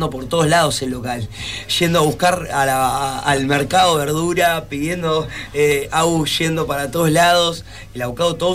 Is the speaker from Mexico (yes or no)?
no; Rosario, Santa Fe, Argentina; somos de Rosario, cuidemos lo nuestro